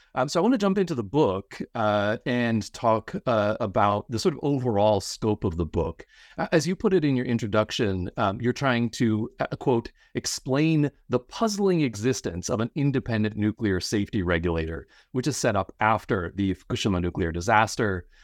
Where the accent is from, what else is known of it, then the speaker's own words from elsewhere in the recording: Pennsylvania, United States; I grew up in Pennsylvania